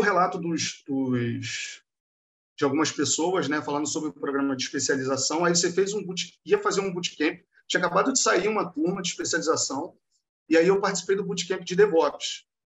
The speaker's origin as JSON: {"language": "Portuguese", "region": "Rio de Janeiro", "country": "Brazil", "said": "eu sou daqui do Rio"}